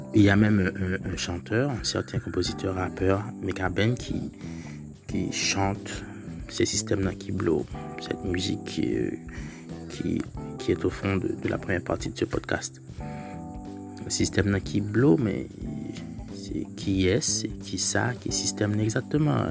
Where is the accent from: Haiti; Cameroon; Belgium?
Haiti; en tant qu'haïtien